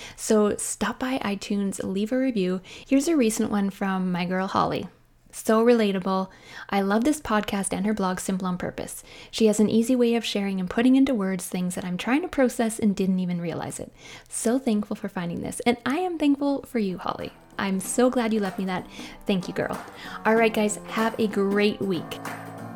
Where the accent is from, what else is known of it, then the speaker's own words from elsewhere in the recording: Canada; I am a Canadian mom in small town Canada.